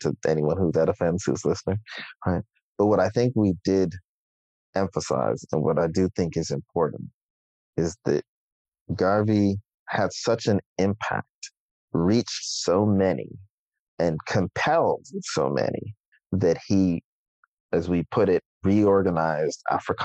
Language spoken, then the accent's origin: English; Toronto, Ontario, Canada; in my hometown